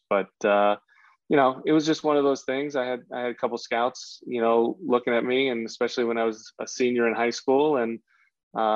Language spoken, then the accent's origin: English; New York, United States; growing up in New York